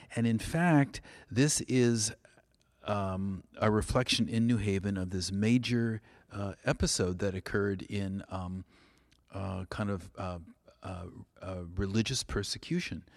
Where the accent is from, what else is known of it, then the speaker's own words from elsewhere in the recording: California, United States; also born or lived in New England; now in New Haven, United States; I'm from California